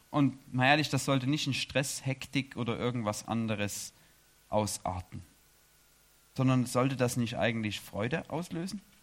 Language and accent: German; Chemnitz, Saxony, Germany; moved away as an adult; also born or lived in Erzgebirge; now in Switzerland; ich komme aus Chemnitz.